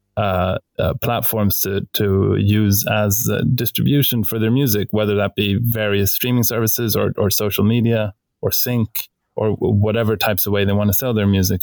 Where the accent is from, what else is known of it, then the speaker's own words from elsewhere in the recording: Stockholm, Stockholm County, Sweden; we're both from Stockholm